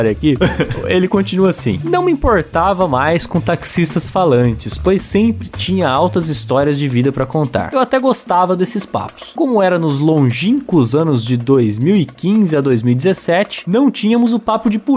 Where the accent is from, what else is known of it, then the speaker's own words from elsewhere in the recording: São Paulo, Brazil; sou de São Paulo e trabalho como desenvolvedor de sistemas